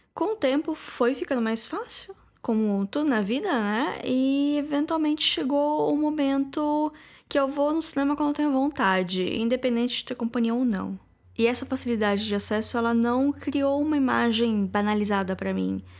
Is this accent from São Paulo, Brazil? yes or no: yes; Lençóis Paulista, São Paulo, Brazil; em Lençóis, que é a minha cidade natal